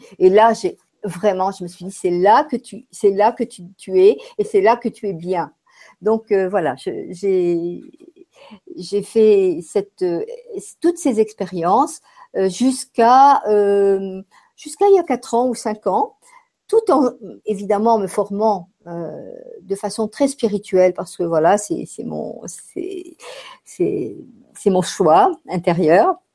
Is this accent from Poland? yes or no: no; France; born there; je suis née en France et j'ai vécu euh, beaucoup, de, beaucoup de temps en France et j'ai beaucoup voyagé aussi